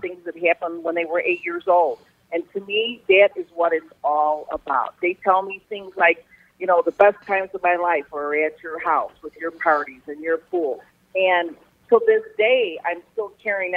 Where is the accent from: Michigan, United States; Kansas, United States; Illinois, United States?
Illinois, United States; River Forest; also born or lived in Norridge, Illinois; I grew up in River Forest, living with my parents